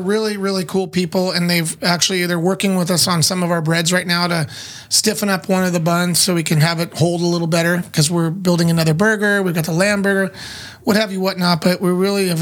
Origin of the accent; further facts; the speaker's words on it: San Diego, California, United States; I'm not born in Chula, but I'm born and raised in San Diego.